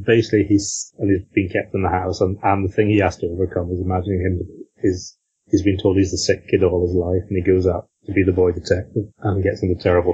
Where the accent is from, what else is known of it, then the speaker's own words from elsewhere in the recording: Northern Ireland, United Kingdom; growing up in Northern Ireland as officially a Protestant